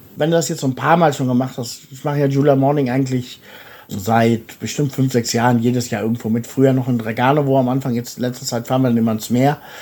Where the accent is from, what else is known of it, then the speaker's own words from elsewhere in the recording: Germany; moved away as an adult; now in Bulgaria; als Deutscher